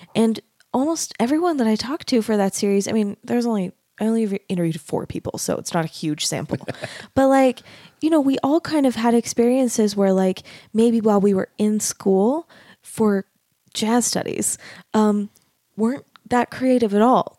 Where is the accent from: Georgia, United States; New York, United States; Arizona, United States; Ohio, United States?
Arizona, United States; moved away as an adult; also born or lived in Dallas, Texas; now in Utah, United States; I grew up in Arizona And I went to school in Dallas